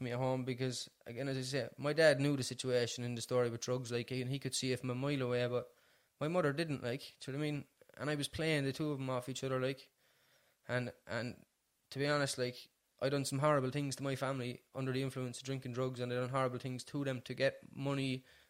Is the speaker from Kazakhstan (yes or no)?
no; Cork, Munster, Ireland; I'm from Ballyfeehan originally